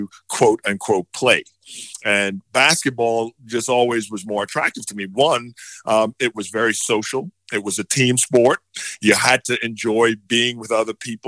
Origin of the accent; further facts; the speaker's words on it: Nassau, New Providence, Bahamas; also born or lived in Atlanta; now in Dallas, United States; growing up in Nassau was a lot of fun. Of course, Nassau is the capital of the Bahamas